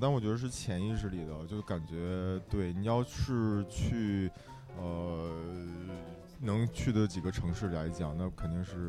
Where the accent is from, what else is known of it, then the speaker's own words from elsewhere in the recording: Dalian, Liaoning, China; now in Beijing, China; 我是大连人。